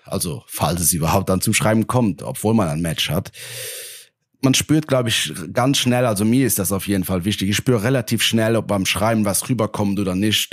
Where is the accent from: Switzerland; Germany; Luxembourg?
Luxembourg; ich komme aus Luxemburg, also ein kleineres Land